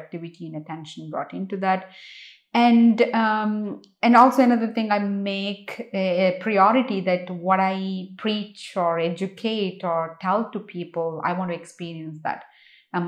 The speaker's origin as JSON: {"language": "English", "country": "India", "tie": "born or raised there", "moved": "as an adult", "said": "I grew up in India. I only left India when I was 24."}